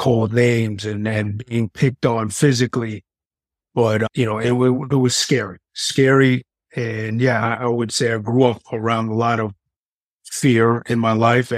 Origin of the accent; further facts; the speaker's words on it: New York City, New York, United States; moved away as an adult; now in New Jersey, United States; I am originally from New York City, born and raised, Queens, actually